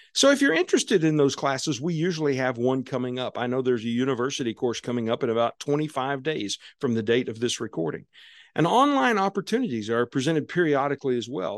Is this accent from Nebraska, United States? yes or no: no; Southwest Missouri, United States; my life as a kid growing up on Southwest Missouri down on Table Rock Lake